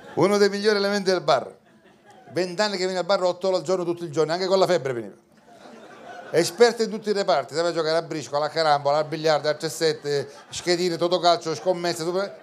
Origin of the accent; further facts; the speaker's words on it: Sicily, Italy; Io sono siciliano